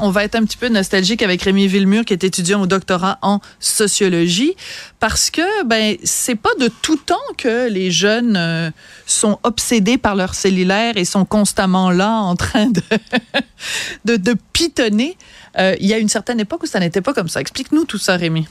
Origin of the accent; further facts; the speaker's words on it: France; accent: French; also born or lived in Quebec; now in Canada; j'ai un léger accent